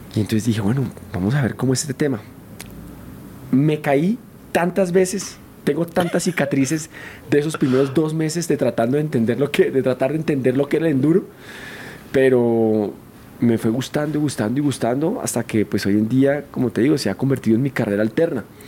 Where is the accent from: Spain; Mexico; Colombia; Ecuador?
Colombia; moved away; estaba en mi país, con mis amigos